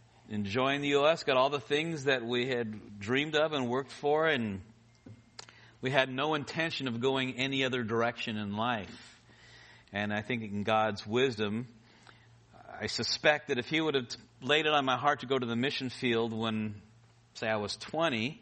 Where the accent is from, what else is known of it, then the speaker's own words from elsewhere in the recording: Los Angeles, California, United States; moved away as an adult; also born or lived in Philippines; I was born in Kaiser Hospital Panorama, not too far from here. And I grew up in the valley